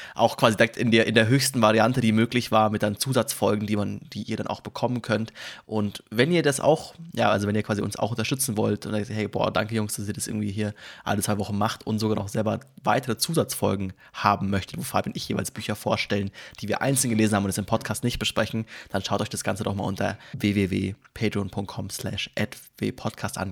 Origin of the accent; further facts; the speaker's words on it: Germany; als Deutsche